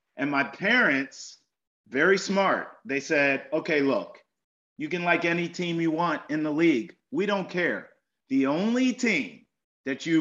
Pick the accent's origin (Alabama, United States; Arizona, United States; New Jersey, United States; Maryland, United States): Maryland, United States; St. Mary's County, Southern; So I grew up in Southern Maryland, down in St. Mary's County, about an hour and a half south of D.C.